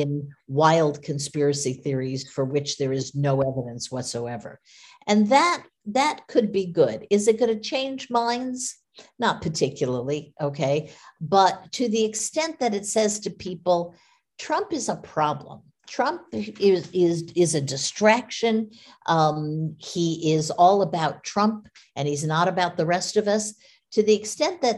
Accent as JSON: {"language": "English", "country": "United States", "said": "as an American"}